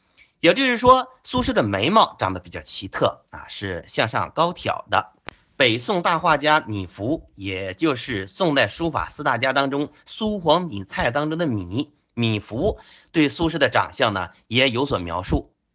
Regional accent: China; 我们中国人

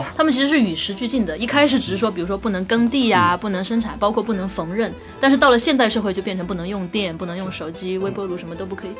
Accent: China; 我们中国人

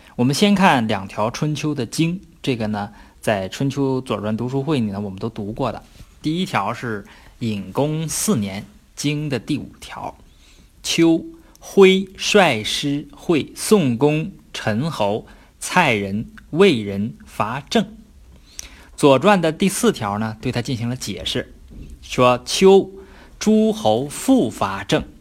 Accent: China; 我们中国人起个英文名儿

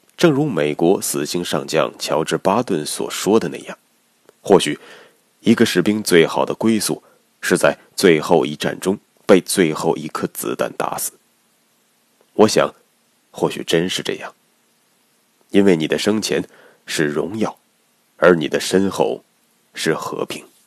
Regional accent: China; 我们中国人

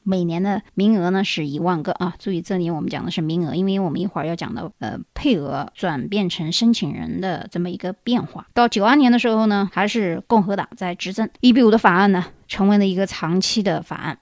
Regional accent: China; 我们中国人

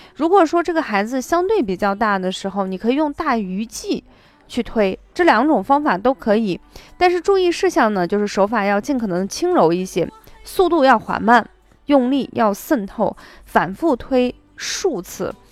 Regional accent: Shaanxi, China; accent: Shaanxi dialect; 就是我们陕西话说

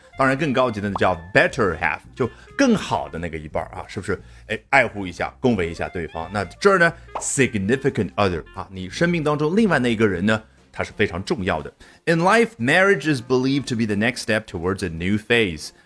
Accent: China; 我们中国人

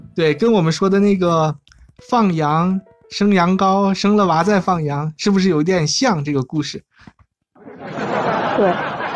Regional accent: China; 我们中国人的中庸哲学嘛

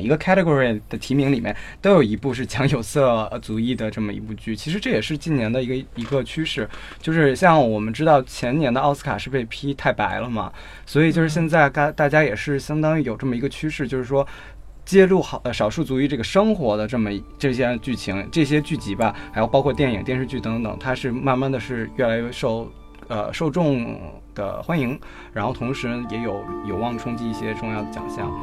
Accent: China; 我们作为亚裔或者作为中国人

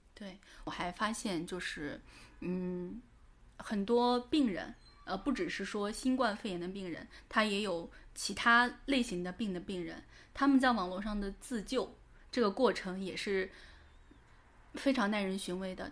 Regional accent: Shandong, China; now in Shanghai, China; 我从上海回到山东，回到我的老家去过年

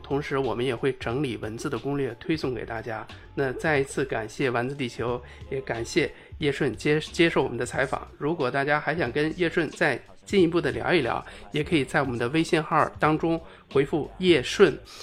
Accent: China; 在我们中国人的心里这个名声太响哈

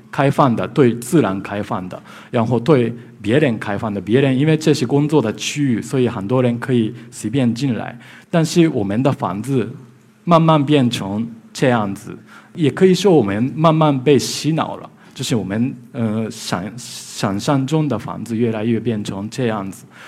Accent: Japan; Chinese is a second language; now in Beijing, China; ，啊、我是来自日本的建筑师，呃，今天很高兴来到上海，我平时在北京

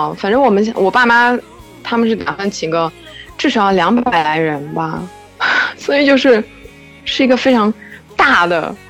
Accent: Fujian, China; moved away as an adult; now in Barcelona, Spain; 我是福建人。

